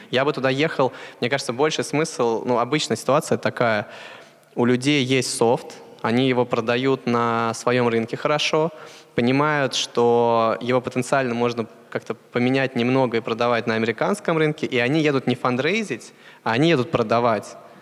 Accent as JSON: {"language": "Russian", "country": "Russia", "moved": "yes", "said": "мы из России"}